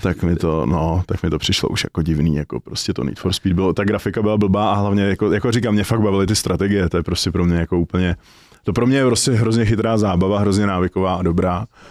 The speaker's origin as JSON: {"language": "Czech", "region": "Prague", "country": "Czechia", "said": "jsem z Prahy"}